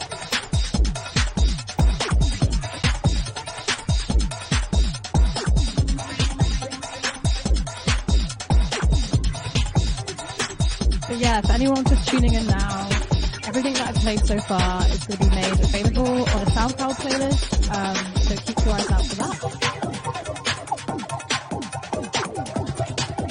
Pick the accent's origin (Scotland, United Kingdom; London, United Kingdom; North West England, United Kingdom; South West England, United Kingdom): London, United Kingdom; I am from the UK. I'm from London